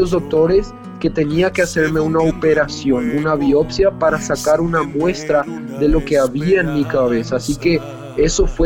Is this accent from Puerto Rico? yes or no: no; Paraguay; born there; una hermana que es que nació acá en Paraguay, yo nací en Paraguay también